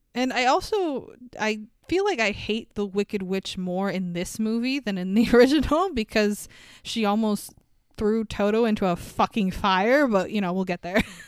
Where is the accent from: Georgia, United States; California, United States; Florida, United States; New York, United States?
New York, United States; as a New Yorker